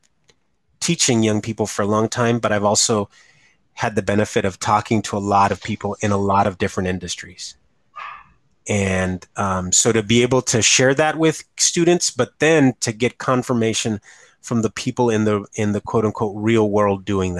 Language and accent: English; United States; power lifter from Ed Calchelsa, you know, my hometown